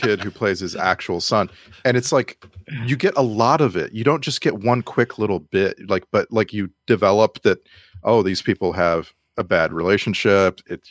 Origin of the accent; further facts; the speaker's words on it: South Texas, United States; I grew up in South Texas.